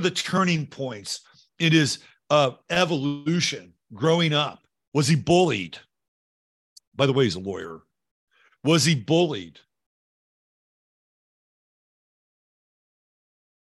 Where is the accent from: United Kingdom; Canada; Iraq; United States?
United States; I am an American